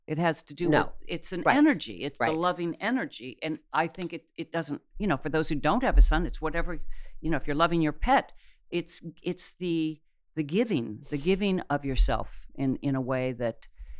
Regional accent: Akron, Ohio, United States; also born or lived in Cuyahoga Falls, Ohio / Silver Lake, Ohio; Well, I was born in Akron, and then we lived in Cocoa Falls.

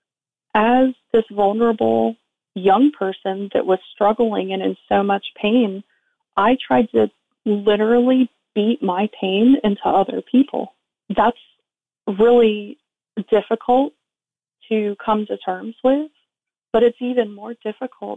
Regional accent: South Florida, United States; I was raised in South Florida

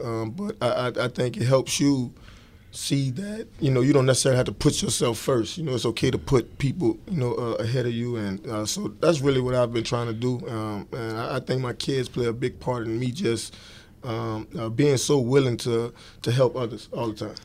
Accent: New Orleans, Louisiana, United States; growing up in New Orleans

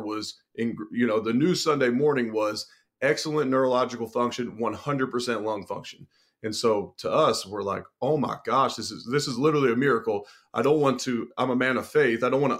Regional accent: Cincinnati, Ohio, United States; The entire stadium in Cincinnati was shaken. This was I'm originally from Cincinnati.

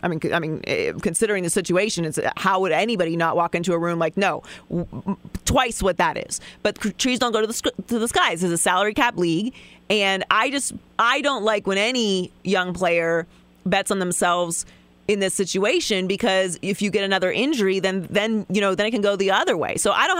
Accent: Pittsburgh, Pennsylvania, United States; Obviously, I am from Pittsburgh. I root for the Steelers.

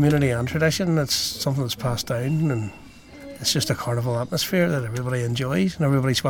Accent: Carrickfergus, Northern Ireland, United Kingdom; I'll be going to one in Carrickfergus. That's my hometown

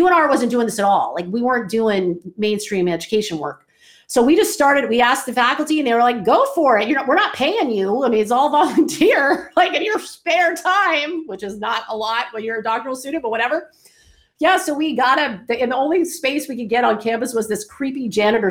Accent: Atlanta, Georgia, United States; moved away as an adult; also born or lived in Orlando, Florida / Reno, Nevada; I'm from Atlanta, I'm in Orlando, then all of a sudden I'm heading out west

